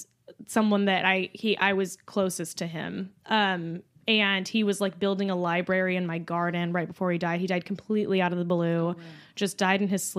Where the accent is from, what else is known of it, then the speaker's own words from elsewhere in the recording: La Puente, California, United States; La Puente is like East LA. Like, I'm from the hood.